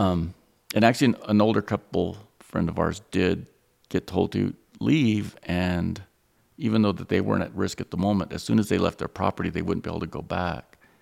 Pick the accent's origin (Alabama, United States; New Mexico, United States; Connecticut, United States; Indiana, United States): New Mexico, United States; Roswell; Growing up in Roswell, I had an overload of seeing Peter Hurd